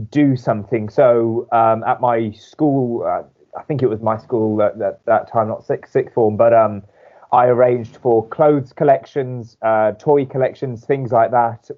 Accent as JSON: {"language": "English", "town": "Wolverhampton", "region": "West Midlands", "country": "United Kingdom", "said": "I come from Wolverhampton in the West Midlands"}